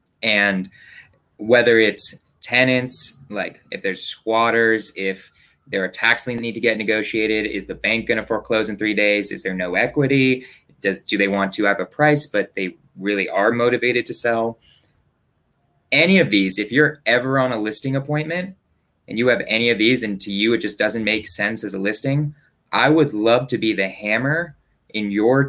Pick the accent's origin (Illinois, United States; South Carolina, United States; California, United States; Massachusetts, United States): California, United States; Berkeley; I grew up in Berkeley.